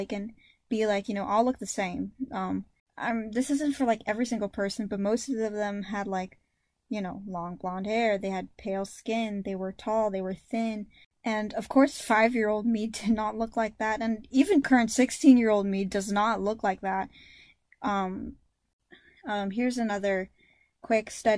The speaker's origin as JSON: {"language": "English", "country": "United States", "tie": "born or raised there", "said": "Both of my parents are full Filipino, meaning I'm full Filipino, but I was raised here in America"}